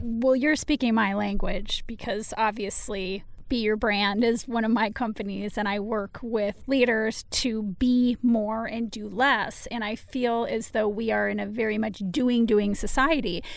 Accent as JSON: {"language": "English", "country": "United States", "said": "just because I live in the United States that I don't take great pride in being an American"}